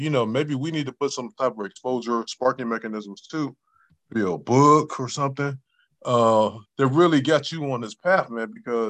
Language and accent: English; Newport News, Virginia, United States; When I was a kid growing up in Newport News, Virginia, man, I used to look outside my project windows